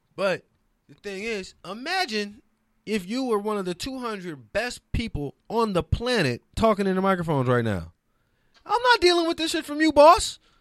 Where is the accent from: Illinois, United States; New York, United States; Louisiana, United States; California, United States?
Louisiana, United States; New Orleans; also born or lived in Detroit; now in Los Angeles, United States; I'm from New Orleans originally